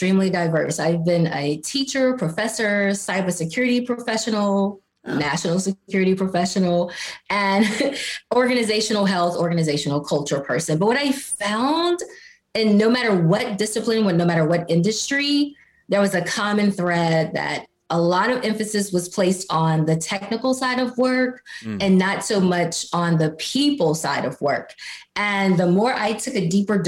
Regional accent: Mississippi, United States; I'm from Mississippi

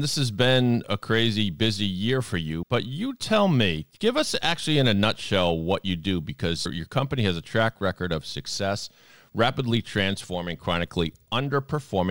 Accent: Sharon, Massachusetts, United States; I grew up in Sharon

